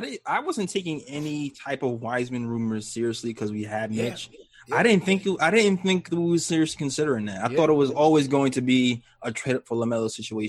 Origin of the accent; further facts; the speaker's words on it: New York City, New York, United States; also born or lived in Long Island / Hempstead; I was born in Brooklyn, lived in Long Island